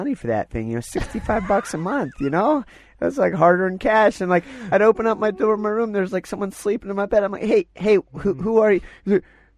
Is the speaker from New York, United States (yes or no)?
no; Pennsylvania, United States; now in Colorado, United States; I grew up in Pennsylvania.